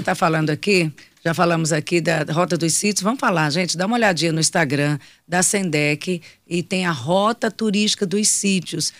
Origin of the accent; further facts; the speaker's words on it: Teresina, Piauí, Brazil; eu falo como teresinense